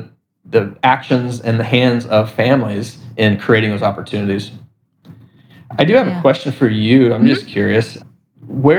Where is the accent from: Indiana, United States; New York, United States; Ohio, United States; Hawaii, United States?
Indiana, United States; Indianapolis; We're from Indianapolis, Indiana, but I connected with families and organizations across the country.